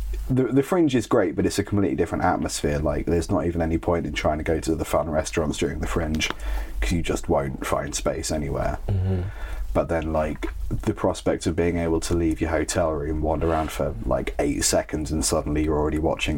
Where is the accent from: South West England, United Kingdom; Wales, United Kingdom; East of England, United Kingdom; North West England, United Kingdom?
East of England, United Kingdom; Cambridgeshire; I'm from the Cambridgeshire area.